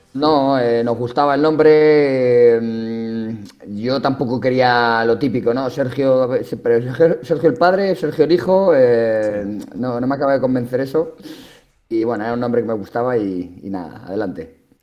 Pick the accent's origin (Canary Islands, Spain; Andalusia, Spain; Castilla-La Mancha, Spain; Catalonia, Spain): Castilla-La Mancha, Spain; La Roda; Yo soy de pueblo, entonces la suerte que tengo en mi pueblo, en La Roda, es que allí el deporte es una religión